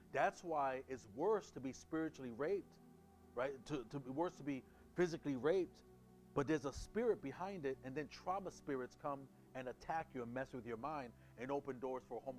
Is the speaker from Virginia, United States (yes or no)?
no; New York City, New York, United States; moved away; I'm from Brooklyn